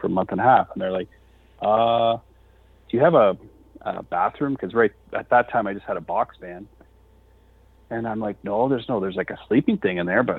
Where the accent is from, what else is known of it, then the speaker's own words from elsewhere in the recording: near Toronto, Ontario, Canada; we're from Canada. And he's like, we're in Canada. And I'm like, well, just like near Toronto, like an hour by Toronto.